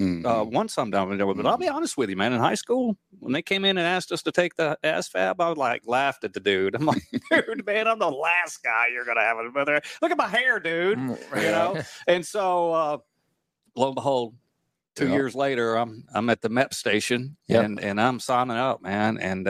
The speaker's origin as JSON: {"language": "English", "country": "United States", "tie": "born or raised there", "said": "But I was just grateful for being an American. I was grateful to grow up in a land of liberty, and I wanted to eventually give back."}